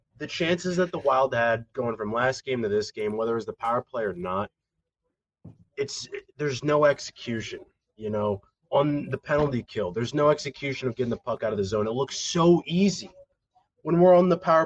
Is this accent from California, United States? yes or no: no; St. Paul, Minnesota, United States; I was born in St. Paul